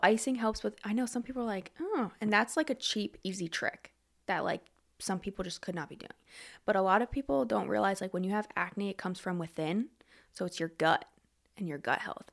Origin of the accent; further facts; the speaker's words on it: Lebanon, Pennsylvania, United States; I grew up in Lebanon. I went to Lebanon High, everything like that, and good old Lebanon